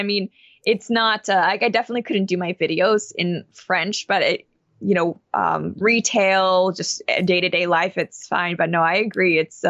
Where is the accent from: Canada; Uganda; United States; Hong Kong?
Hong Kong; because when I was growing up in Hong Kong, there was satellite, but we didn't have it.